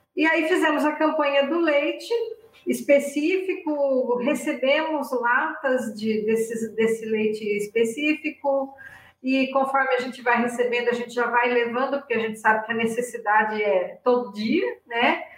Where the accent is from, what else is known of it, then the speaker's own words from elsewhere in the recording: near Ibitinga, São Paulo, Brazil; moved away as an adult; also born or lived in Curitiba; chegou a hora de voltar para minha terra, né? E eu voltei bem próximo da cidade onde eu nasci. Eu nasci numa cidade vizinha, onde mora minha família aqui